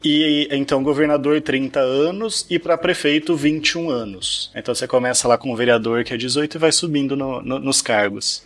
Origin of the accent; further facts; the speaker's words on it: Piracicaba, São Paulo, Brazil; now in Barra do Bugres, Brazil; eu queria voltar lá para minha cidade natal de Piracicaba